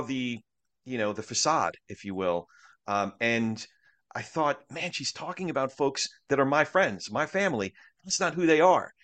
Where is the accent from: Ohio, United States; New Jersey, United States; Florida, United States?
New Jersey, United States; I grew up in Jersey